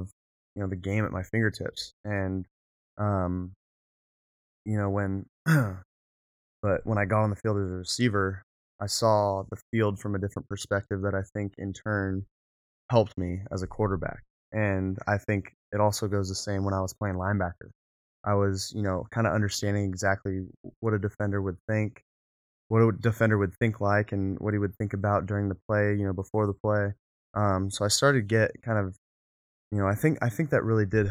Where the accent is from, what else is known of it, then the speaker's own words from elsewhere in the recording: San Clemente, California, United States; growing up in South Orange County, as South Orange County as you can get, right before you hit Camp Pendleton, and then hit San Diego, we have San Clemente